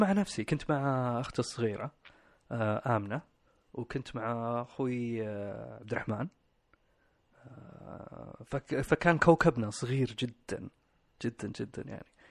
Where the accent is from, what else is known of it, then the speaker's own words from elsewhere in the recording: Riyadh, Riyadh Province, Saudi Arabia; من اصول باكستانيه اتولدت في الرياض مستشفى الشميسي آه، تربيت مع اخواني واختي والوالدين